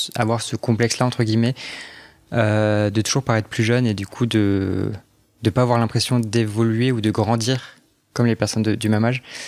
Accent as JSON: {"language": "French", "town": "Strasbourg", "region": "Grand Est", "country": "France", "tie": "born or raised there", "moved": "as an adult", "lives_now": "Paris, France", "said": "je suis alsacien. Ah. J'ai grandi à Strasbourg."}